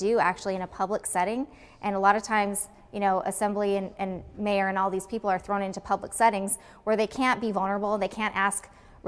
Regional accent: Los Angeles, California, United States; now in Anchorage, United States; I come from Los Angeles

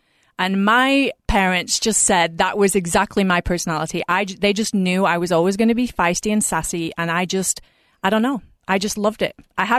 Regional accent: England, United Kingdom; moved away as an adult; So I moved from England about 20 years ago, and I did because I had family over here

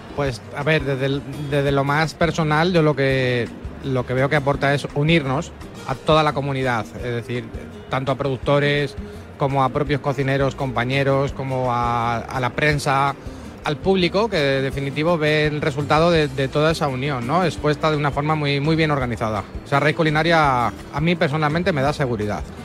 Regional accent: Guadalajara, Castilla-La Mancha, Spain; soy de Guadalajara

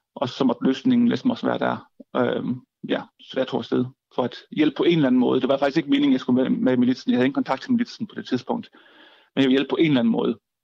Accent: Southern Jutland, Southern Denmark, Denmark; jeg flyttede tilbage til Sønderland, hvor jeg kommer fra

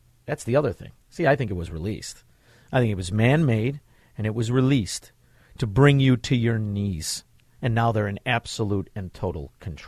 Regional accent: Melrose Park, Illinois, United States; born or raised there

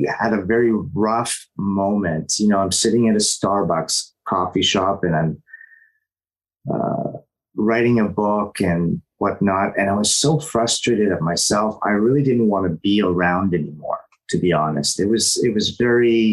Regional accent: Toronto, Ontario, Canada; moved away as an adult; now in Los Angeles, United States; I was born in Toronto, and spirituality and unconditional love is something that's in my family

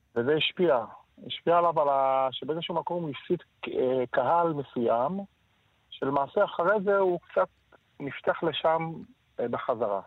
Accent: Tel Aviv, Tel Aviv District, Israel; נולדנו בכרם, גדלנו בכרם

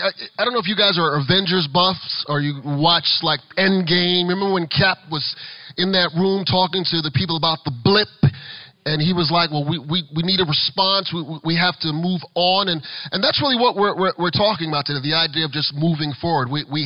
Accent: Florida, United States; you heard that I'm the guy from South Florida, you're going, why is the guy from South Florida teaching us how to be safe during the pandemic?

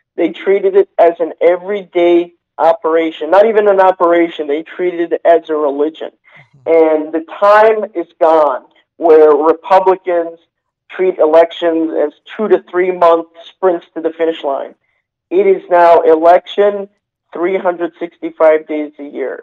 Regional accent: United States; I was born in the United States

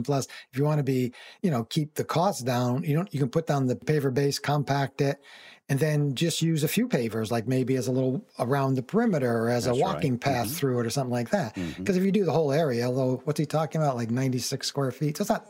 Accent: Connecticut, United States; When I was a much younger man, I moved to Miami from Connecticut. I'd never been anywhere near the South

